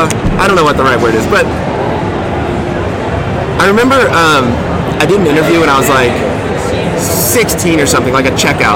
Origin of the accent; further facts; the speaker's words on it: Ventura, California, United States; also born or lived in Bakersfield, California; just growing up in Ventura